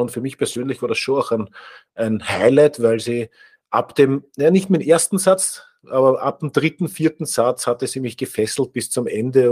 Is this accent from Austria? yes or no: yes; Austria; wir sind als Österreicher